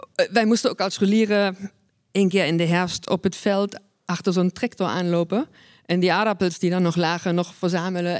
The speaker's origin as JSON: {"language": "Dutch", "region": "East Germany", "country": "Germany", "tie": "born or raised there", "moved": "yes", "lives_now": "Netherlands", "said": "ben geboren en opgegroeid in Oost-Duitsland"}